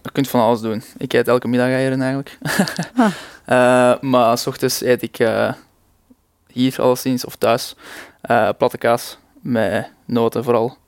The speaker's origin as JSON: {"language": "Dutch", "town": "Leuven", "region": "Flanders", "country": "Belgium", "said": "Ik kom uit Leuven"}